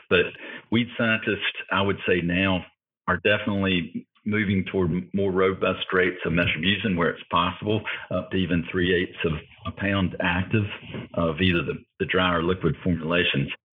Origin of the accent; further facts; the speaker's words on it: Florida, United States; I'm originally from Florida, uh, Florida native